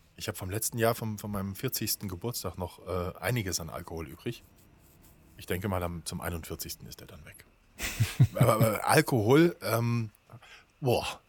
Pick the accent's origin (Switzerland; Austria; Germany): Germany; als Deutscher